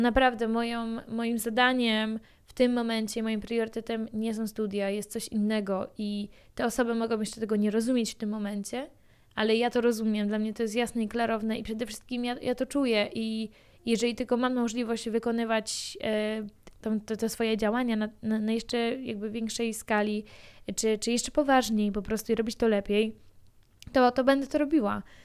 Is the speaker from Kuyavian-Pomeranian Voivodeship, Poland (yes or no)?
yes; near Bydgoszcz, Kuyavian-Pomeranian Voivodeship, Poland; jestem z Podbydgoszczy, chodziłam do mojej szkoły podstawowej e, w moim miasteczku, poza Bydgoszczą